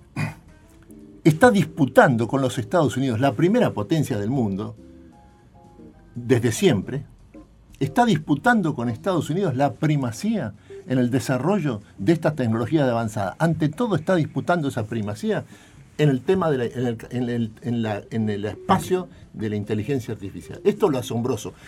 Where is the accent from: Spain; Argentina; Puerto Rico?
Argentina; nosotros somos la Argentina